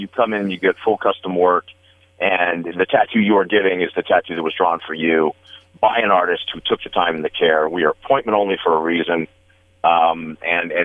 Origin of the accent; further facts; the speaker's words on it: Las Vegas, Nevada, United States; growing up in Vegas when I did